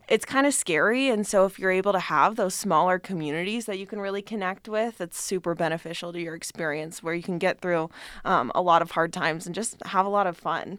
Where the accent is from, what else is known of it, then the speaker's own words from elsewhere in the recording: Reno, Nevada, United States; I'm from Reno